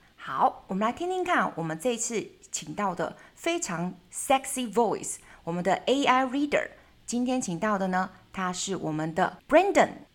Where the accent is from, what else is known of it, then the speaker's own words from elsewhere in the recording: Taiwan; 我们台湾人会大量的去接收跟接受西方媒体